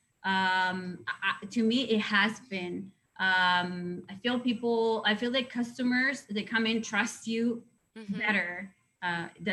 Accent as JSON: {"language": "English", "town": "Mazatlán", "region": "Sinaloa", "country": "Mexico", "tie": "born or raised there", "second_language": "English", "moved": "yes", "said": "my hometown is the best"}